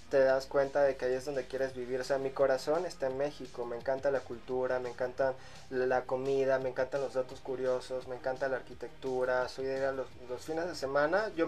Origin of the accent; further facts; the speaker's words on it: Venezuela; born there; nací en Venezuela, mi mamá es venezolana, mi papá es griego, por eso mi nombre que es … significa todos los santos o todo lo sagrado en griego. Podría llamarse que soy greco-latino, pero nunca he dicho que soy griego, digo, soy venezolano, ¿no?